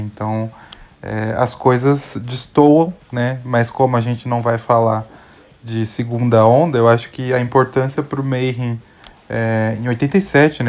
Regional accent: Minas Gerais, Brazil; eu sou mineiro também

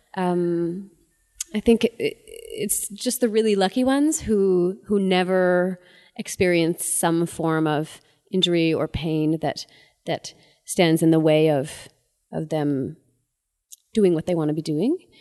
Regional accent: Ottawa, Ontario, Canada; I'm from Ottawa

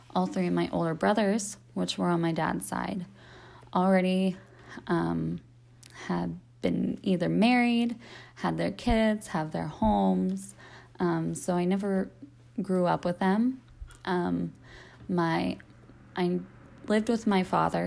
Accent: Cincinnati, Ohio, United States; moved away as an adult; I am from Cincinnati, Ohio. I live here currently. I was born and raised here.

